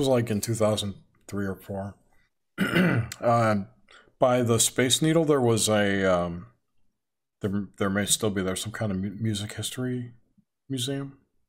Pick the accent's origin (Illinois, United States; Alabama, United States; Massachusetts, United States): Illinois, United States; Chicago; moved away; also born or lived in New York